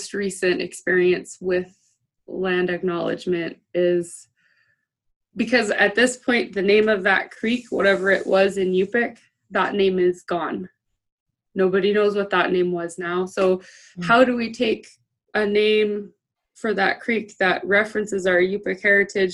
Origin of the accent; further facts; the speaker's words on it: Dillingham, Alaska, United States; I'm from Dillingham